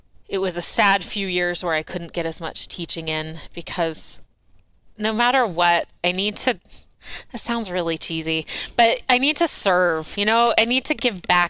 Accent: United States; moved away as an adult; also born or lived in Maryland / New York; now in Inland Northwest, United States; I was born and raised in suburbs of D.C.

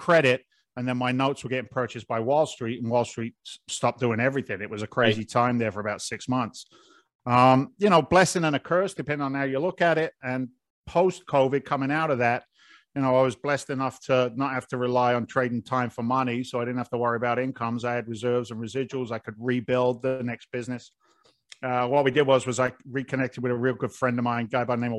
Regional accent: London, United Kingdom; also born or lived in Boston, United States; now in United States; I was born in London

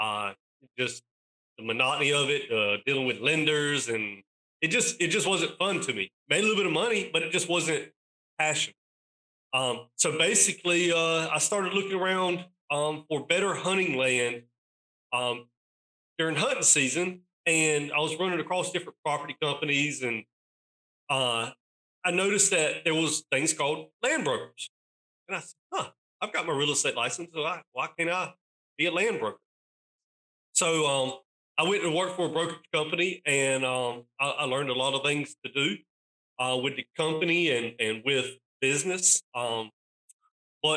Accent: East North Carolina, United States; I'm born and raised in East North Carolina

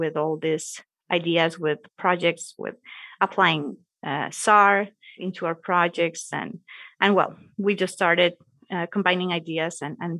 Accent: Costa Rica; also born or lived in Michigan; here in Costa Rica

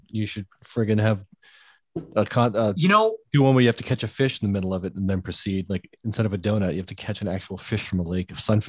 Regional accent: Carver, Massachusetts, United States; I grew up in Carver. I lived on bogs basically

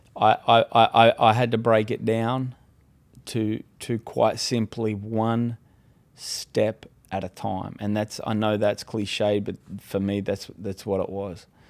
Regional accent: Australia; moved away as an adult; now in California, United States; I'm originally from Australia

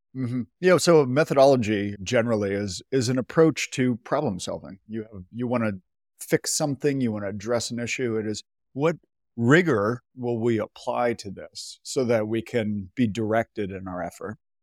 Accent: near Boston, Massachusetts, United States; I grew up near Boston, Massachusetts

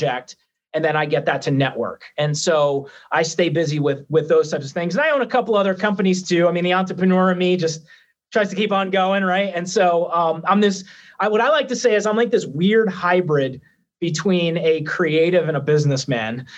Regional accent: New Jersey, United States; I'm originally from Jersey.

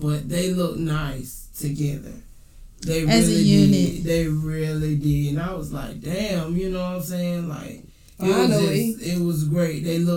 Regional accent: Atlanta, Georgia, United States; I'm from Atlanta.

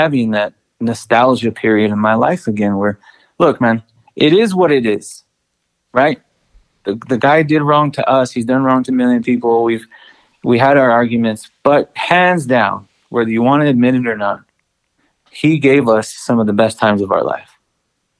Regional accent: El Paso, Texas, United States; I'm proud to be from Texas

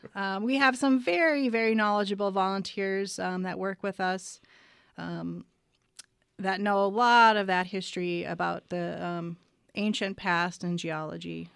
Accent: Arizona, United States; I grew up in Arizona

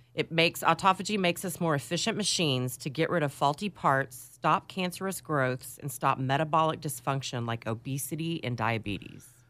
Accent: Dallas, Texas, United States; growing up in Dallas

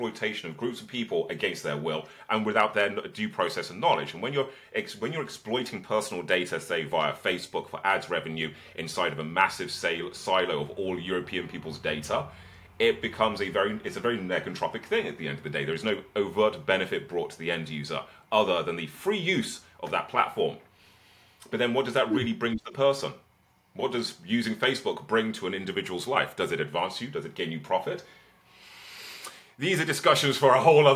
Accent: Birmingham, West Midlands, United Kingdom; I was born in Birmingham in the 1980s. I was homeschooled and had a childhood of protests

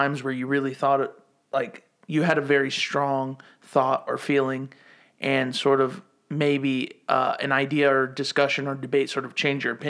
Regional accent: the South, United States; now in Greenville, United States; I'm an immigrant, born and raised in the South.

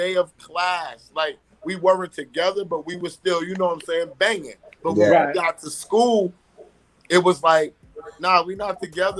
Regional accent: New York City, New York, United States; also born or lived in Bronx / Harlem; I was born in the Bronx. raised in Queens, cultivated in Harlem.

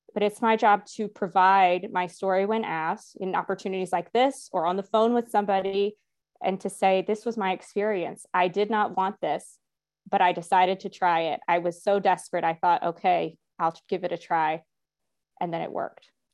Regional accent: the Bible Belt, United States; growing up in the Bible Belt

